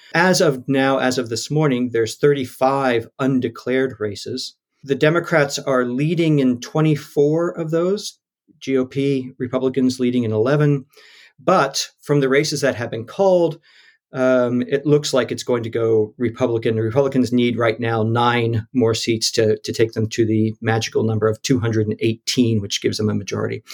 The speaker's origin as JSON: {"language": "English", "region": "Texas", "country": "United States", "tie": "born or raised there", "also_born_or_lived": "Pennsylvania", "moved": "yes", "lives_now": "Glasgow, United Kingdom", "said": "I was born and raised in Texas, but my family's all from Pennsylvania, so I actually probably spent a bit more of my life in Pennsylvania than I did in Texas"}